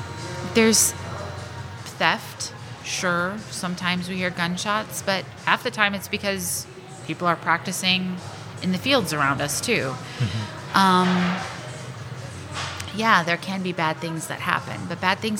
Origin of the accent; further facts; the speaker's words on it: Glasgow, Missouri, United States; So I grew up in Glasgow